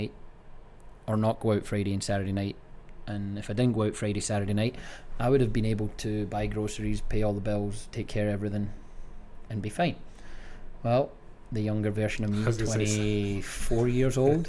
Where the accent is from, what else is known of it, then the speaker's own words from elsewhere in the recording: Greenock, Scotland, United Kingdom; moved away as an adult; now in United States; Born and raised in Greenock, Scotland.